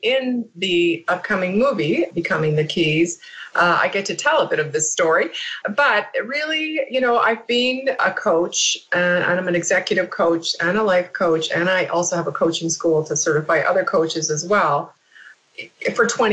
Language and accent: English; Canada; now in United States; I'm Canadian, living in the U.S.